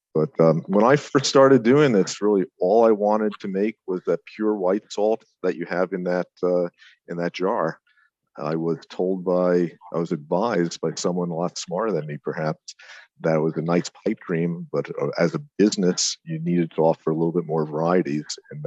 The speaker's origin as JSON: {"language": "English", "town": "Ardsley", "region": "New York", "country": "United States", "tie": "born or raised there", "moved": "yes", "lives_now": "Montauk, United States", "said": "I grew up in Westchester, in Ardsley in southern Westchester, north of the city."}